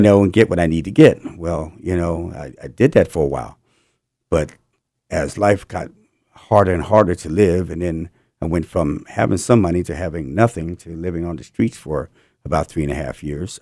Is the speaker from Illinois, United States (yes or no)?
no; New Jersey, United States; moved away as an adult; also born or lived in California; I'm from New Jersey, and I moved out to California in eighty, eighty-two